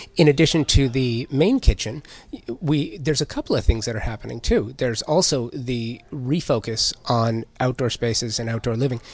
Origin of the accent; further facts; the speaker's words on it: Los Angeles, California, United States; growing up in the San Fernando Valley in the nineteen eighties